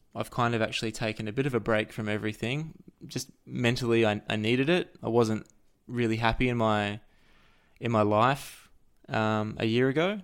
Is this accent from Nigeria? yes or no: no; Australia; I'm an Australian person living in Australia